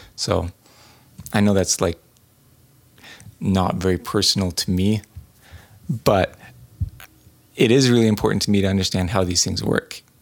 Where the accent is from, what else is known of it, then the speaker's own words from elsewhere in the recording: New England, United States; growing up in New England